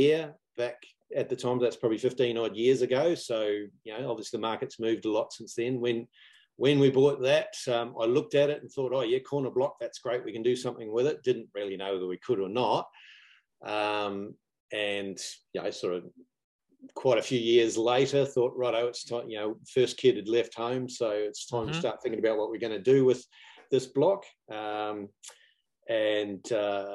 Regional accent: New Zealand; moved away; In case you hadn't picked up on my glamorous accent, I'm actually from New Zealand

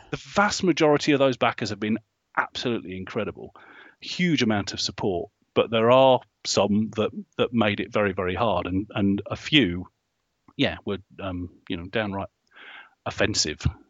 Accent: Hinckley, East Midlands, United Kingdom; up in the Midlands, in Hinckley

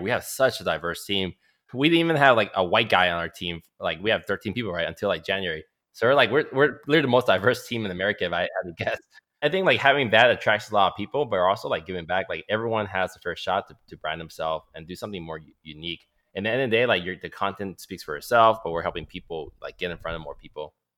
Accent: Oakland, California, United States; also born or lived in Calgary, Alberta, Canada; I'm born in Calgary, Alberta, Canada, eighty-four. So I'm turning thirty-six this year, but I came over age three. Lived in, so I lived in Oakland pretty much all my life

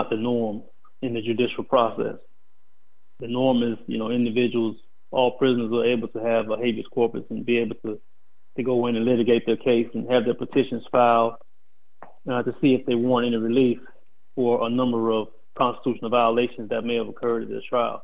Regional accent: Tampa, Florida, United States; moved away as an adult; also born or lived in Dawson, Georgia / West Virginia; I am from Tampa, Florida. I was born in Dawson, Georgia. Left Dawson, Georgia at the age of 2 and was raised in Tampa up until I went away.

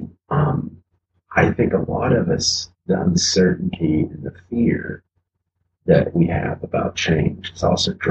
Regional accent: Appalachia, United States; because I'm an Appalachian kid, so I'm from the country. I'm sure you can't tell by my accent at all.

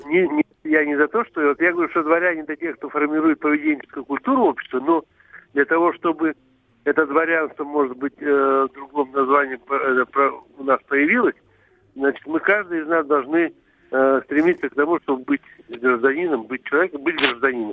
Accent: Altai Krai, Russia; now in Moscow, Russia; мы это, родились вместе в, на Алтае там и прошли всю жизнь до Москвы

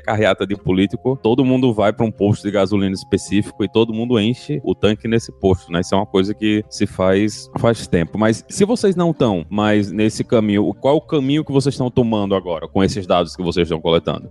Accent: Northeast Region, Brazil; como nordestino

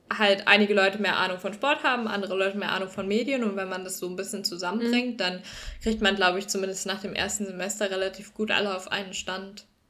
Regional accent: Northern Germany, Germany; moved away as an adult; now in Cologne, Germany; bei uns im Norden

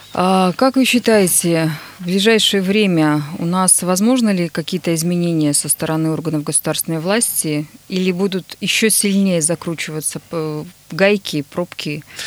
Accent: Nizhny Tagil, Sverdlovsk Oblast, Russia; now in Yekaterinburg, Russia; Нижний Тагил, мой родной город

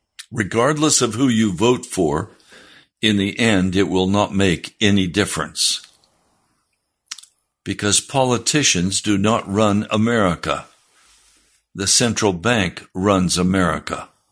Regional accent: Denver, Colorado, United States; born there; also born or lived in Bosler, Wyoming / Laramie, Wyoming / Pennsylvania; I was born in Denver, Colorado. My family moved from Denver to a place called Bosler, Wyoming, and to Laramie, Wyoming, and to Pennsylvania.

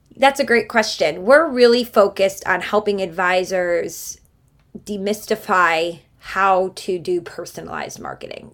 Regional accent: Cleveland, Ohio, United States; So we had a very, very lively house growing up in Cleveland, Ohio.

